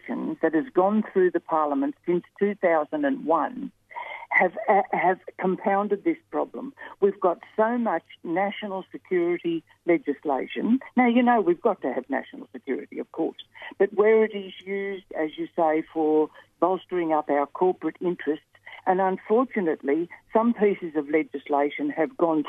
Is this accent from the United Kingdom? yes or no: no; Australia; I love being an Australian. We love our country. I love my country.